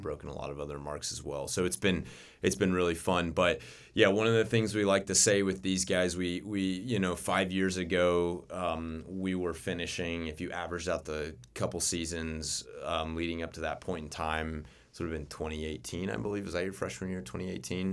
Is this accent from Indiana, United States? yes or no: yes; Winona Lake, Indiana, United States; also born or lived in North Carolina; grew up in Winona Lake, Um, my parents were Grace graduates and met at Grace, got married and, um, never left